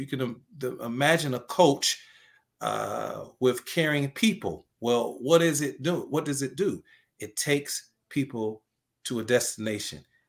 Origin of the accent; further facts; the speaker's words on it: Highland Park, Michigan, United States; I'm from Highland Park, uh, graduated in nineteen